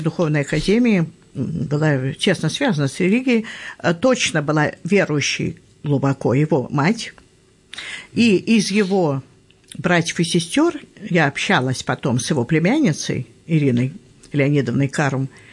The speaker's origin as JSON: {"language": "Russian", "region": "Moscow", "country": "Russia", "said": "я москвичка"}